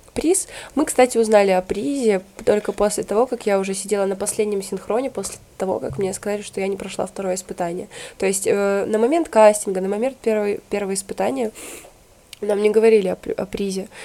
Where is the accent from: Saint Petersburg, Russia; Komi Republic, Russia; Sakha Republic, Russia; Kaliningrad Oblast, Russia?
Komi Republic, Russia; Usinsk; moved away; Город Усинск, республика Коми.